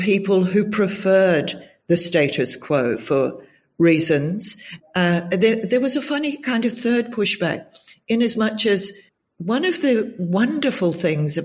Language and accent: English; New Zealand; moved away as an adult; also born or lived in Israel / United Kingdom / Germany; now in Australia; My home country is New Zealand. And I left New Zealand as soon as I could afford to when I was 20